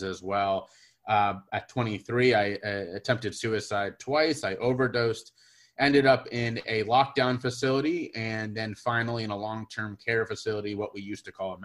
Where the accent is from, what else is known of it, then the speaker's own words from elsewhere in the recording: Cincinnati, Ohio, United States; I'm from Cincinnati, Ohio, over here in the States, and growing up in a really fantastic environment